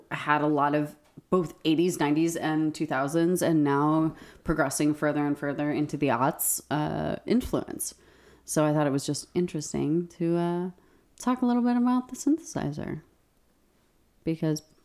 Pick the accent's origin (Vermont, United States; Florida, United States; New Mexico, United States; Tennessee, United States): New Mexico, United States; growing up in New Mexico